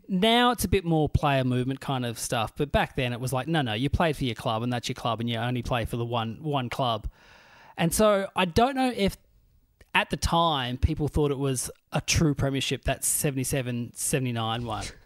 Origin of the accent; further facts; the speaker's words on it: Burnie, Tasmania, Australia; moved away; also born or lived in Melbourne; my hometown team, the Burnie Dockers